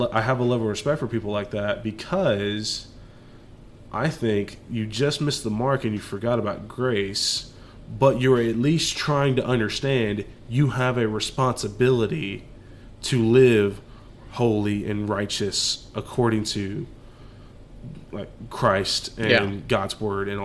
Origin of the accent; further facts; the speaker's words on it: Dallas, Texas, United States; we're from Dallas, Texas